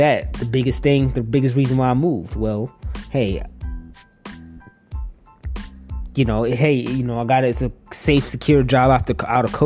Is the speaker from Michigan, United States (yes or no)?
yes; Detroit, Michigan, United States; moved away as an adult; also born or lived in Northwest Indiana; Detroit, my hometown